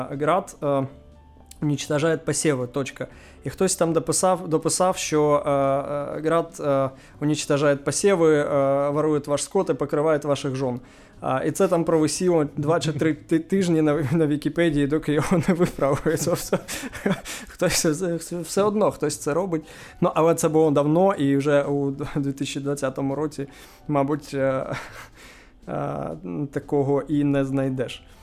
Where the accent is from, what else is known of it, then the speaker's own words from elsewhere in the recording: Nikopol, Dnipropetrovsk Oblast, Ukraine; now in Kyiv, Ukraine; я народився в Дніпропетровській області. Ага. А, Нікополь. Нікополь, так.